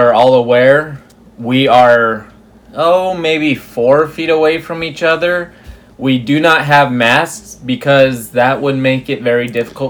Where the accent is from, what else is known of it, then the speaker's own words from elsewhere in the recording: Rapid City, South Dakota, United States; moved away as an adult; now in Bismarck, United States; But I'm originally from Rapid City, South Dakota, born and raised. I came up to Bismarck in 2015, January of 2015.